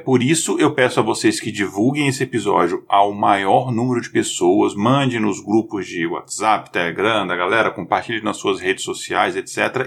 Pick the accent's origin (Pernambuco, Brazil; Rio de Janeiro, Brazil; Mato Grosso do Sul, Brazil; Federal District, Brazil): Federal District, Brazil; Brasília; also born or lived in Minas Gerais (north); Eu, apesar de ter nascido em Minas, eu cresci em Brasília